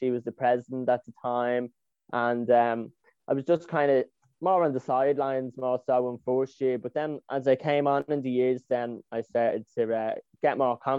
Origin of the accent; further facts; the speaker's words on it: Dublin, Leinster, Ireland; I'm 21, he, him pronouns. I'm from Dublin City